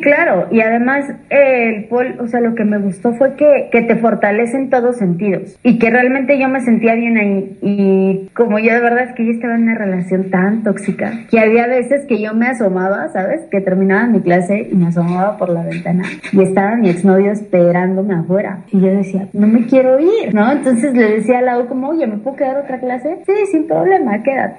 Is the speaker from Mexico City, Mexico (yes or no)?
yes; Mexico City, Mexico; now in Cholula, Mexico; Yo soy originalmente de la Ciudad de México, soy chilanga